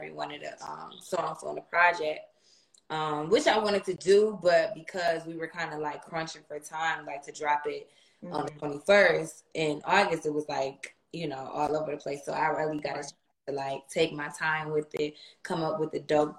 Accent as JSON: {"language": "English", "town": "Buffalo", "region": "New York", "country": "United States", "tie": "born or raised there", "said": "I'm from Buffalo, New York"}